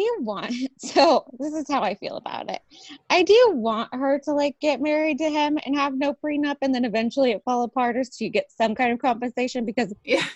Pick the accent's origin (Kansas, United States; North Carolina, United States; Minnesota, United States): Kansas, United States; I'm from a small town in Kansas